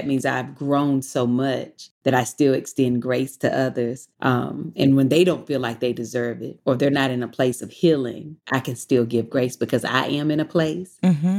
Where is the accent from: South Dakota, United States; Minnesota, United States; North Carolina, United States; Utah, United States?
North Carolina, United States; now in Los Angeles, United States; I'm from North Carolina